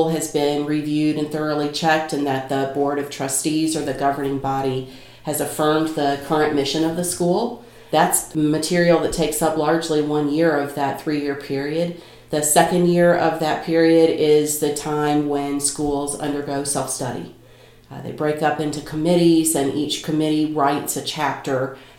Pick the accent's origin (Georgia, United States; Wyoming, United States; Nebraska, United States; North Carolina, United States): North Carolina, United States; accent: Kentucky twang; also born or lived in Kentucky; now in Chicago, United States; I was raised in North Carolina